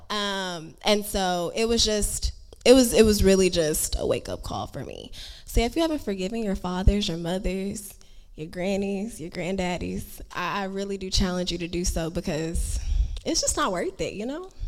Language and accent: English; Houston, Texas, United States; moved away; I was born in Houston